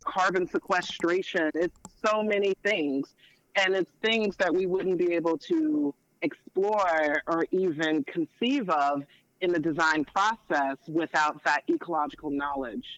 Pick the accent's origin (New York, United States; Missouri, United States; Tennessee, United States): Tennessee, United States; Memphis; moved away; I'm originally from Memphis, Tennessee.